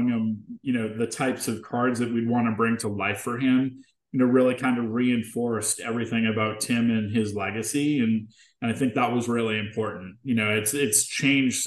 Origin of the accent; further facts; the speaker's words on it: Boston, Massachusetts, United States; moved away; I'm from Boston originally